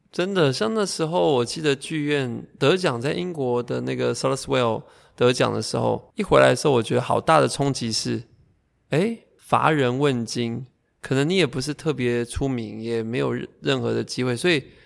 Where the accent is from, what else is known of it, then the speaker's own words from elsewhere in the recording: Taoyuan, Taiwan; 像我自己出生在，嗯，中立